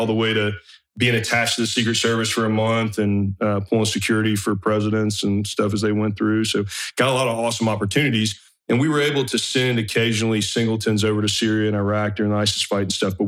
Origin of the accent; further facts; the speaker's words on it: northeast of Atlanta, between Atlanta and Athens, Georgia, United States; moved away as an adult; I was just some kid from Georgia